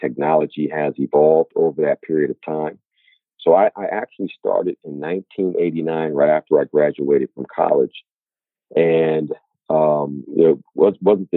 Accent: Inglewood, California, United States; I grew up in Inglewood, California, about 10 minutes from where the Los Angeles Lakers play

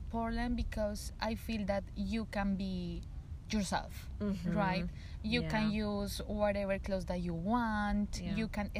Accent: Bogotá, Colombia; English is a second language; I'm from Bogota.

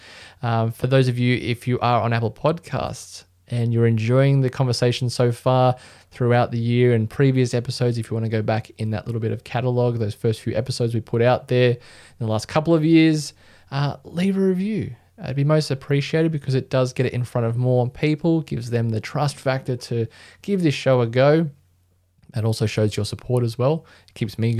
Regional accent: Australia; as an Australian

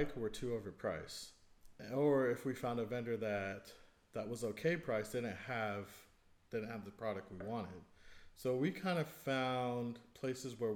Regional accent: Hayward, California, United States; also born or lived in Union City; I was born and raised in Hayward

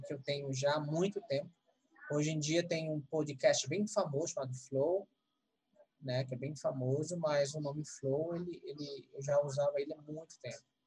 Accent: Northeast Region, Brazil; moved away; also born or lived in São Paulo; eu vim do Nordeste

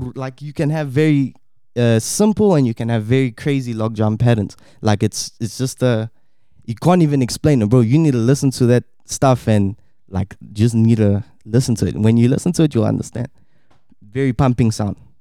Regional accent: South Africa; also born or lived in Štip, North Macedonia; I was born here in Stip, Macedonia, and moved to South Africa when I was about two years old

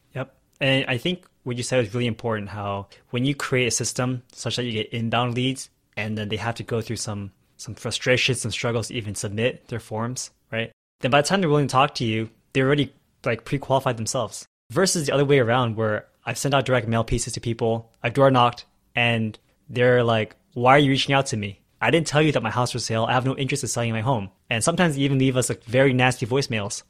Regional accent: California, United States; now in Texas, United States; I was from California, now I moved to Texas

